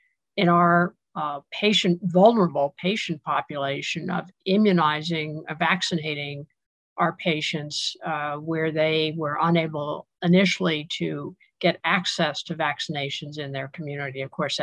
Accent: Manhattan, New York, United States; True. I'm one of the few natives.

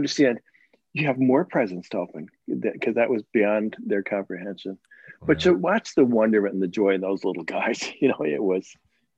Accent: Connecticut, United States; I grew up in Connecticut, so we'd have snow quite a bit

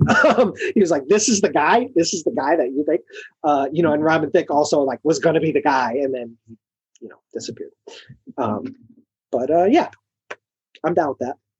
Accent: Chicago, Illinois, United States; as a Chicagoan

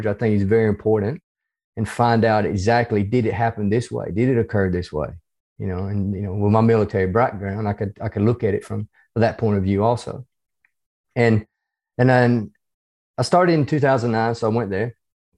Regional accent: the South, United States; accent: hybrid southern United States and Australian; moved away as an adult; now in Australia; I'm originally from the United States. You can probably tell from my accent, even though it's a hybrid accent between

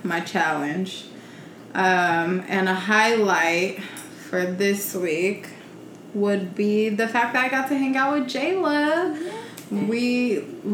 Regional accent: Carson, California, United States; we moved when I graduated from Chapman to Carson. Well, that's where I grew up

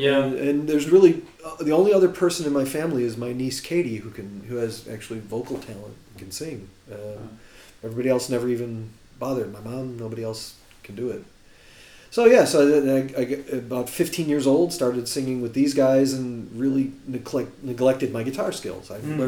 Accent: Chicago, Illinois, United States; accent: Chicago; But I've been here long enough where my Chicago accent is flattened out, where I quite often get accused of being Canadian.

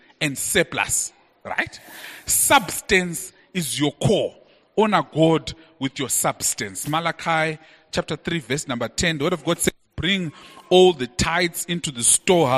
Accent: Bulawayo, Zimbabwe; I grew up in Bulawayo in a suburb called Mpopoma.

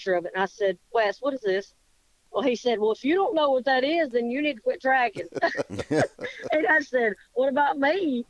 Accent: Kentucky, United States; also born or lived in Ohio; now in Alabama, United States; I was born in Ohio and raised in Kentucky

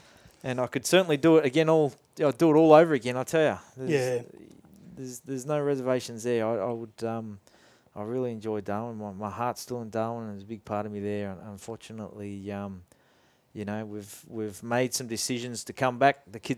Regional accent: Scotland, United Kingdom; born there; As a youngster, I was born in Scotland, and my dad would take me there into the farms and fields where he grew up in Scotland

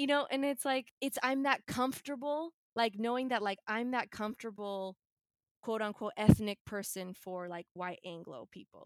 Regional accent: Bay Area, California, United States; I was born here in California in the Bay Area. I grew up in the Bay Area.

